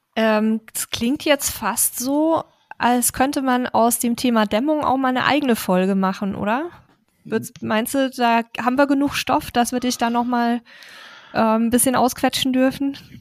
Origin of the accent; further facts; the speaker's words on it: Bavaria, Germany; wir sagen in Bayern Meterstab dazu